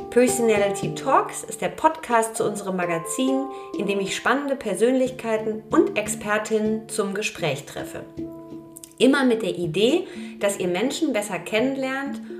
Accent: Hamburg, Germany; mit einem eigenen Studio in Hamburg in Winterhude, meiner alten Heimat.

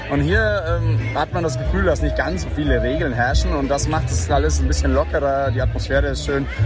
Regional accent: Munich, Bavaria, Germany; ich komme aus München, in München ist tatsächlich so, ähm, da sind auch sehr viele junge Leute unterwegs, weil München so eine hippe Stadt ist ein bisschen

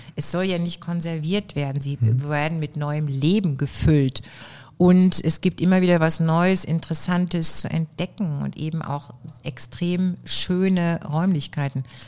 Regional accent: Oberhausen, North Rhine-Westphalia, Germany; born or raised there

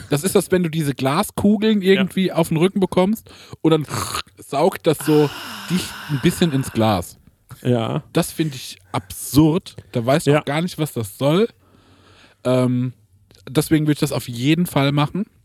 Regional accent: Hesse, Germany; mit all meinen Eigenarten und so, weißt du, was ich halt so als Hesse habe.

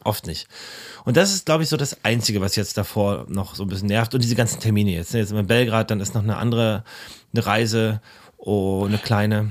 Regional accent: Berlin, Germany; der Tierpark ist in der Kartors, wo ich aufgewachsen bin

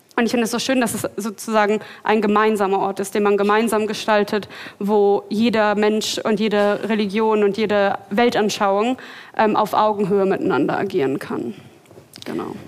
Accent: Berlin, Germany; ich komme aus Berlin

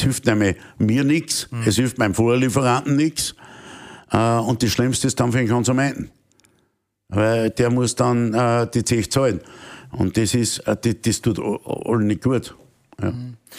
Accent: Austria; als Österreicher

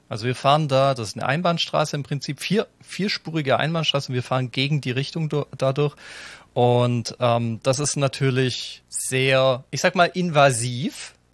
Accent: Germany; ich komme nicht aus Wien, mir kann es ja eigentlich wurscht sein. Als Piefke ähm, sowieso, gleich zweimal.

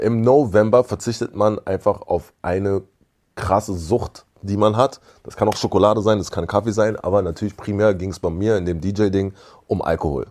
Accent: Berlin, Germany; also born or lived in Jamaica; ich bin ein Berliner Kind

